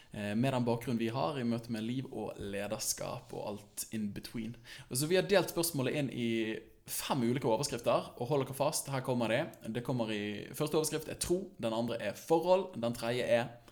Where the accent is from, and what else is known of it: Bergen, Vestland, Norway; born or raised there